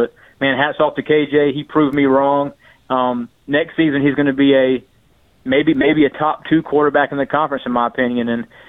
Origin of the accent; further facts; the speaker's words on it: North Carolina, United States; North Carolina, my home state.